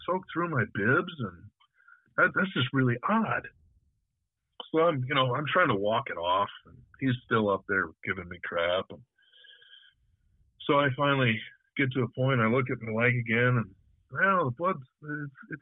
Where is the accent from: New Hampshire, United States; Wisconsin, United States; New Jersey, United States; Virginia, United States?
Wisconsin, United States; North Woods north of Ladysmith; I grew up hunting in the North Woods up north of Ladysmith